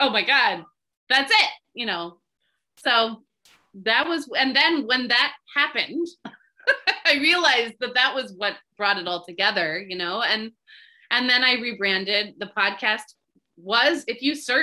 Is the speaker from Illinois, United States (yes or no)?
no; Bay Area, California, United States; I'm from the Bay Area